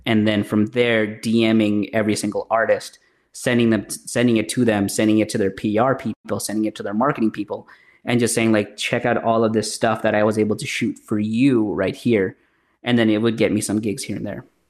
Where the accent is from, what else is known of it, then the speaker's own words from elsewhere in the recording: Bambang, Nueva Vizcaya, Philippines; now in Canada; I was originally born in the Philippines, uh, in a small province town called Bambang